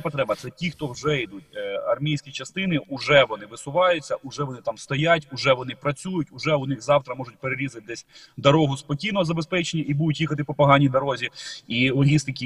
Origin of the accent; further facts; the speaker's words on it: Ukraine; Ми з України